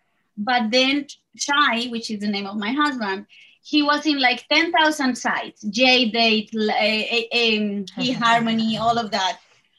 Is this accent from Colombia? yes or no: yes; Bogota, Colombia; moved away as an adult; now in New York, United States; I am originally from Colombia. I was born in Bogota, but I live in the United States, in the state of New York, for the last 18 years since I met my husband.